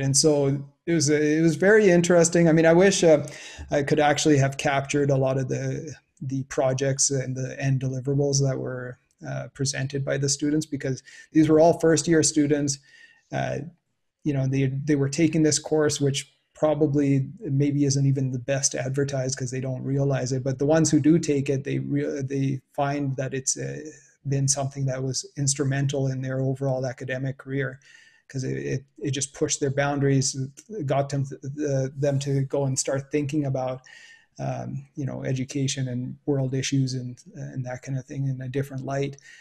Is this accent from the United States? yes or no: no; Canada; growing up in Canada